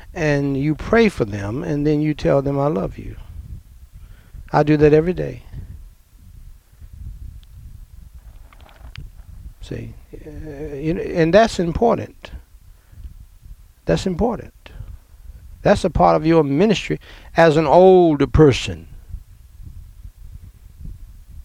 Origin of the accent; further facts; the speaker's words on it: New York City, New York, United States; growing up in Brooklyn, New York